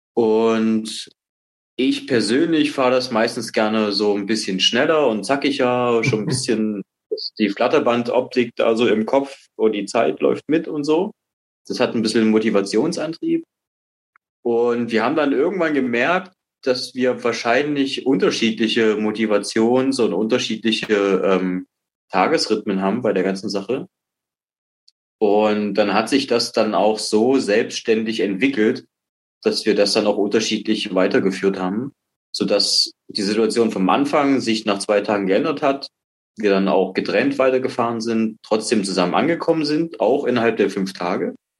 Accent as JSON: {"language": "German", "town": "Dresden", "region": "Saxony", "country": "Germany", "tie": "born or raised there", "also_born_or_lived": "Baltic coast", "said": "habe jahrelang äh, als Kind an der Ostsee gewohnt, bin dann nach Sachsen gekommen, nach Dresden, wohne jetzt seit der Wende hier."}